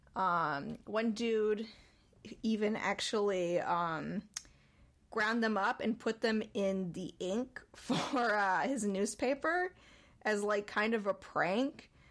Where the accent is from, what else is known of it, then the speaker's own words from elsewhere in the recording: Winooski, Vermont, United States; moved away; Back in my hometown, there's a river called Winooski